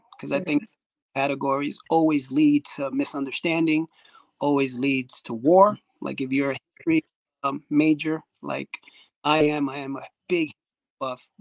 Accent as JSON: {"language": "English", "town": "New York City", "region": "New York", "country": "United States", "tie": "born or raised there", "said": "the people that I grew up with, growing up in Washington Heights, Bronx"}